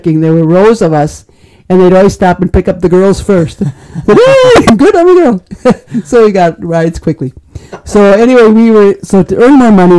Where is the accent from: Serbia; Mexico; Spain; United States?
United States; Manitowoc, Wisconsin; I grew up in Manitowoc, so I'm local, born and bred